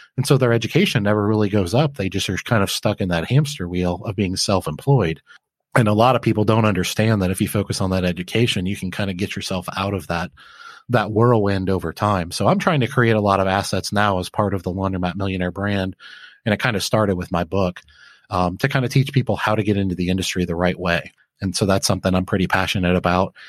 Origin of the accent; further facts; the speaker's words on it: Flint, Michigan, United States; I grew up in Flint, Michigan